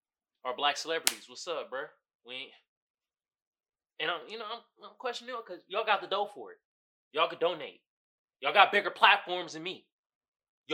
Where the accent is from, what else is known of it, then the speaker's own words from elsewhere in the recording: Oakland, California, United States; moved away; growing up in Oakland, when I was living there, it was a predominantly black neighborhood.